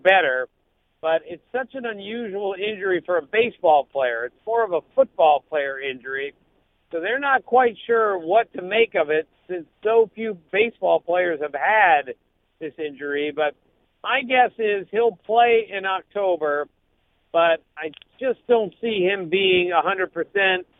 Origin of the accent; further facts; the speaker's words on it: Maryland, United States; I'm from Maryland